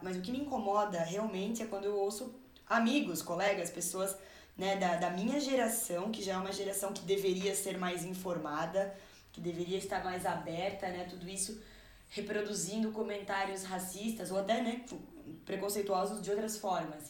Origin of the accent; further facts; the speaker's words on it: Brazil; sou brasileira e tenho que ter orgulho do, do meu país